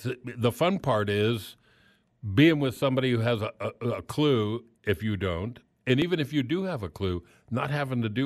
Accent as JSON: {"language": "English", "town": "Miami", "region": "Florida", "country": "United States", "moved": "yes", "lives_now": "Wichita, United States", "said": "I'm from Miami, and I miss it."}